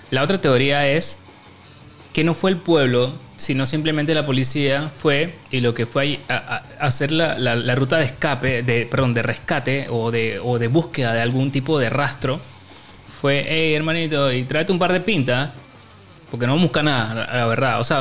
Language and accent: Spanish; Chepo, Panama; O sea, no es de Panamá, sino es de. O sea, nosotros somos de Chepo y, el man llegó de la ciudad.